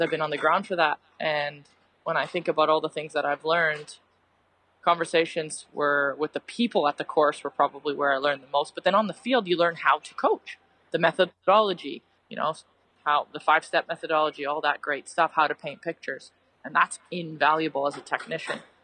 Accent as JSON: {"language": "English", "town": "Mississauga", "region": "Ontario", "country": "Canada", "moved": "yes", "lives_now": "Wollongong, Australia", "said": "I'm actually from Mississauga"}